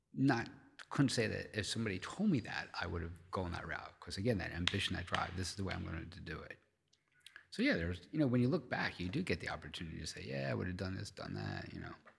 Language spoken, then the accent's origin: English; Philadelphia, Pennsylvania, United States; I'm from Philly